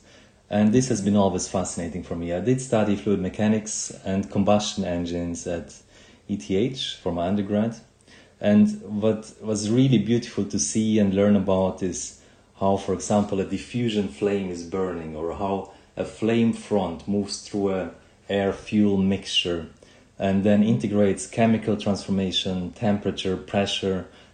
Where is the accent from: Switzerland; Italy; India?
Switzerland; when I grew up in Switzerland, and I remember as a child when I was 7 or 8